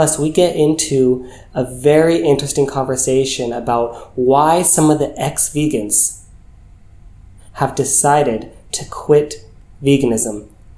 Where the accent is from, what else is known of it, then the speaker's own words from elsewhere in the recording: California, United States; Yeah, because I'm from California, and the humidity was real in Houston, and it was beyond unbearable.